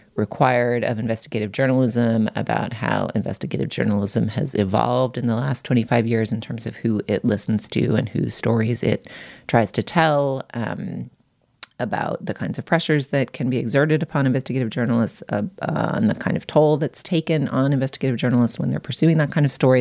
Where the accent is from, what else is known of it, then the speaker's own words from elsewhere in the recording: Boston, Massachusetts, United States; I grew up in part in the Boston Globe newsroom, or at least visiting it really regularly